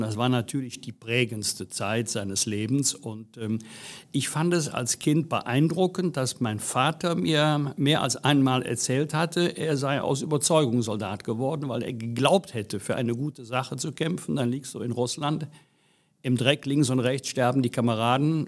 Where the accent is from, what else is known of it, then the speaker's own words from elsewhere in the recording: Bergisch Gladbach, North Rhine-Westphalia, Germany; Ich bin hier geboren, aufgewachsen, und kleben geblieben.